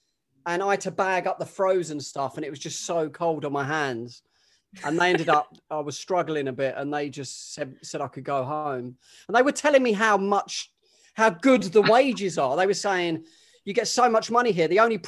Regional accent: London, United Kingdom; I grew up in Greenwich, Plumstead. Plumstead was the stabilizer story, and then Greenwich.

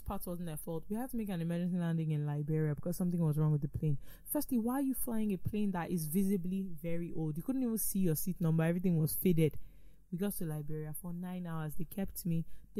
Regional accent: United Kingdom; Well, I don't have this problem. Like I said, I'm British.

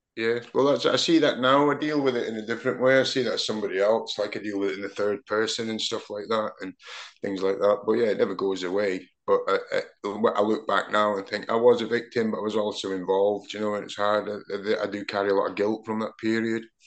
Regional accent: Aberdeen, Scotland, United Kingdom; now in Manchester, United Kingdom; growing up in Aberdeen at that time when they dominated pretty much Europe and Scottish football

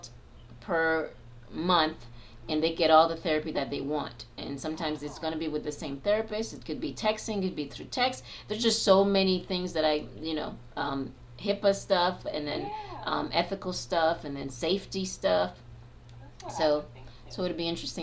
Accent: Haiti; moved away; I am a Black woman, so I'm originally from Haiti

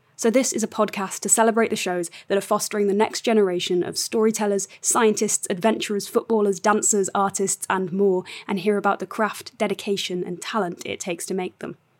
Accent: The Wirral, North West England, United Kingdom; I'm a writer from The Wirral

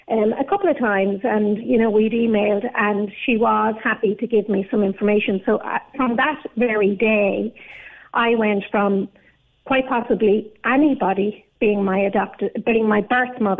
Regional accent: Ireland; born there; I was born in the Loud Hospital in 1972 um, on my birth cert, it says that I was born at the address of a doctor's surgery in Carrickmacross.

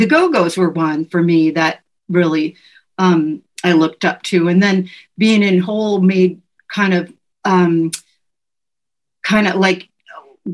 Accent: the Northwest, Pacific Northwest, United States; now in Los Angeles, United States; growing up in the Northwest

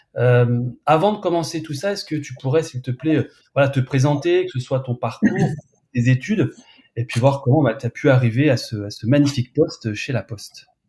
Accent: Burgundy, Bourgogne-Franche-Comté, France; je suis aussi de Bourgogne

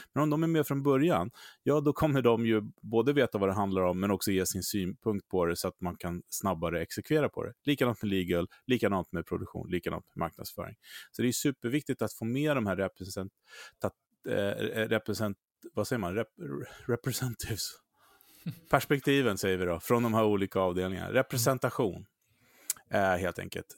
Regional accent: Sweden; vi svenskar

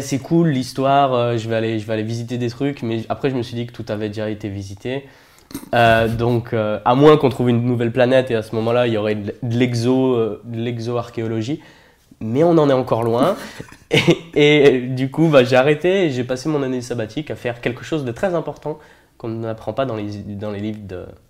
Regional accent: Saint-Étienne, Auvergne-Rhône-Alpes, France; Je viens de Saint-Étienne, la ville des Verts, la ville de la mine. Euh, j'ai grandi là-bas, je suis né là-bas

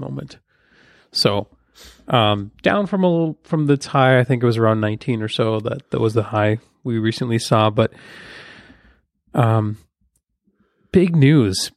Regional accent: Ukraine; now in United States; my home country, Ukraine

